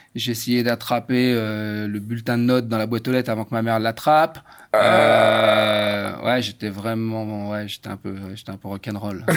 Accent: France; j'ai grandi en France

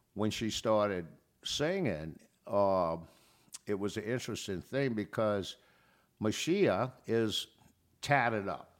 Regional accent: New Orleans, Louisiana, United States; I grew up in the New Orleans area, in New Orleans

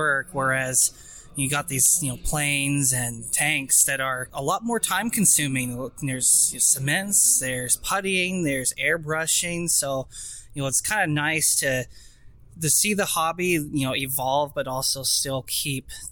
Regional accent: Washington, United States; I'm 27 years old, born and raised in Washington State.

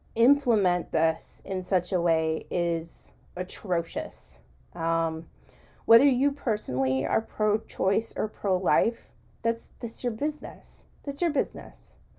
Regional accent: United States; as an American

